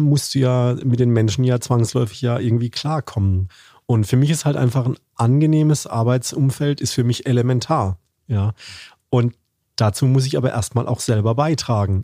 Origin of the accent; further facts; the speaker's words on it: Karlsruhe, Baden-Württemberg, Germany; accent: Badisch; als Badener, also als Karlsruher